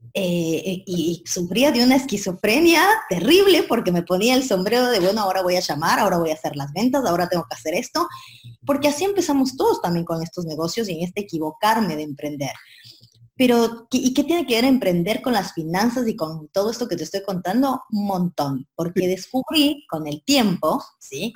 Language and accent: Spanish; Ecuador; moved away as an adult; now in Argentina; yo soy de Ecuador, vivo en Argentina hace 10 años ya